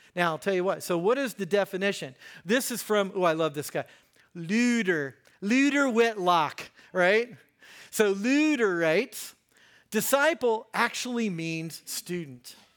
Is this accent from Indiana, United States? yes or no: yes; Hagerstown, Indiana, United States; now in Greenwood, United States; I grew up in Hagerstown